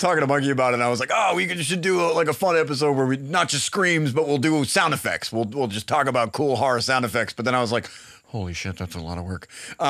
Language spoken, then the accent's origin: English; Massachusetts, United States; moved away; I got a message from a listener in Massachusetts, in fact, my home state.